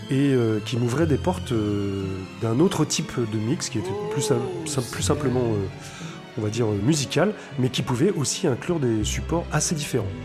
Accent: Paris, Île-de-France, France; born there; …, je suis né en 1974 à Paris mais je ne me sens pas vraiment parisien.

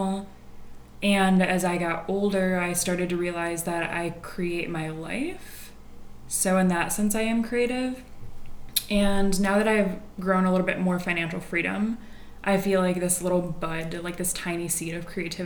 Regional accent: Detroit, Michigan, United States; now in Los Angeles, United States; I'm from Detroit, blue collar.

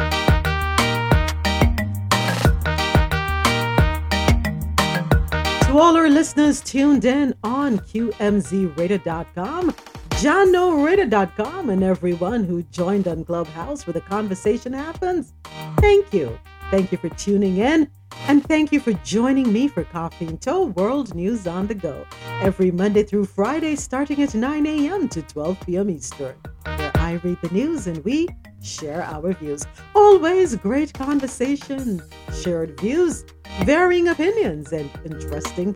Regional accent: Jamaica; Growing up in Jamaica

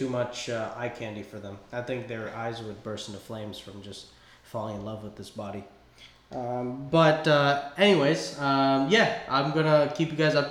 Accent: United States; as an American

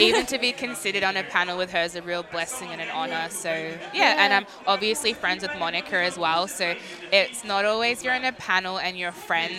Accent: Melbourne, Victoria, Australia; I was born in Australia, as I said on stage, from St Albans. I'm a Westie, born and bred. But my mother is Anglo-Celtic Australian and my father's Ghanaian. He came about 30 or so years ago.

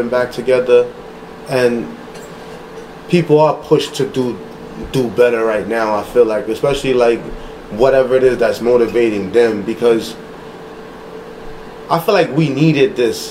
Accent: New York, United States; we're from New York

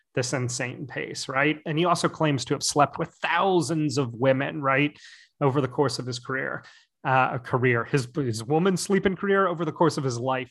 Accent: United States; I'm an American

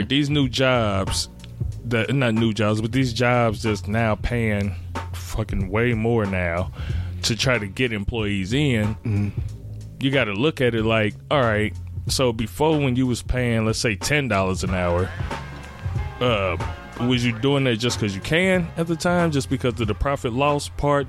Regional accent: Gary, Indiana, United States; I'm come from Gary, Indiana

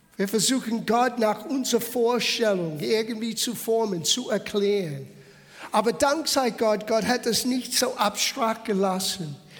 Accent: United States; German is a second language; now in Bavaria, Germany; Ich habe italienische Abstimmung. Ich bin in Amerika geboren. Ich lebe seit 40 Jahren in Bayern.

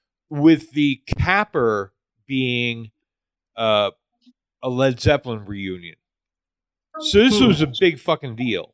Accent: New York City, New York, United States; I'm kind of spoiled being a New Yorker.

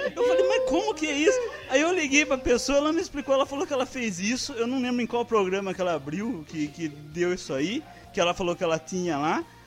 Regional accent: interior, Brazil; accent: interior accent; aqui do interior. Vocês podem interior. ver pelo nosso sotaque

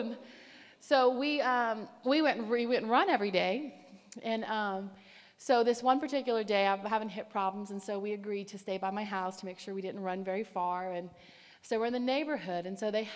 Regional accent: the South, United States; I'm from the South, and we do a whole lot of pickling around there

